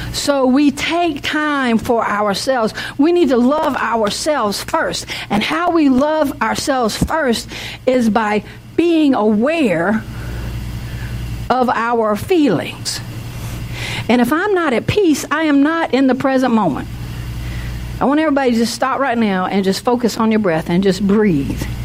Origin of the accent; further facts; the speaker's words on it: the South, United States; I'm from the South